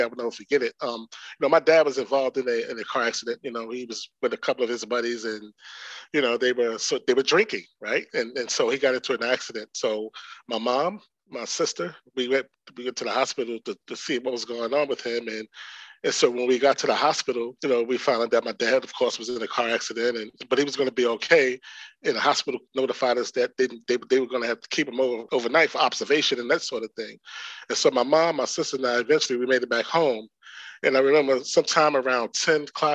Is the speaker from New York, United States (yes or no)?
yes; New York City, New York, United States; also born or lived in Dillon, South Carolina; Came to New York around the age of 8